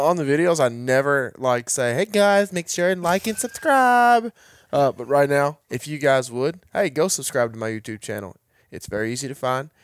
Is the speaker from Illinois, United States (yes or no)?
no; Kentucky, United States; I am from Kentucky